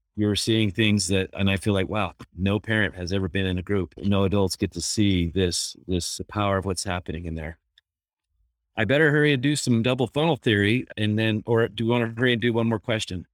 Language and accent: English; Bountiful, Utah, United States; growing up in Bountiful